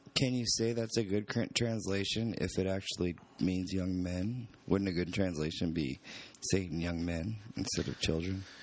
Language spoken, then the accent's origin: English; California, United States; moved away; Growing up in California